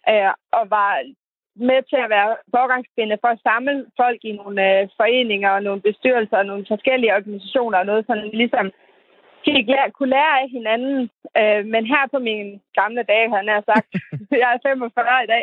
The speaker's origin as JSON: {"language": "Danish", "town": "Terndrup", "region": "North Denmark Region", "country": "Denmark", "said": "jeg kommer fra Tørndrup, som er 20 minutters kørsel fra Skørping"}